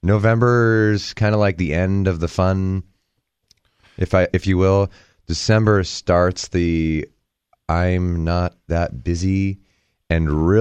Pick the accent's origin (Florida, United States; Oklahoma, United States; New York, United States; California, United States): California, United States; Big Bear; I grew up in Big Bear.